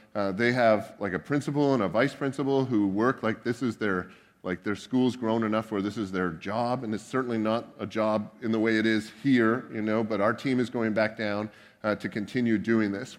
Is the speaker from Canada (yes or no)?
yes; Canada; now in United States